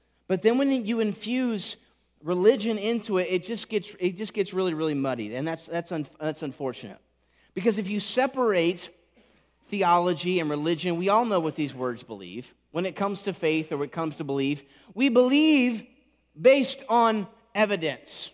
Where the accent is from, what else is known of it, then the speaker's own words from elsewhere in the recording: Indiana, United States; I was raised in Indiana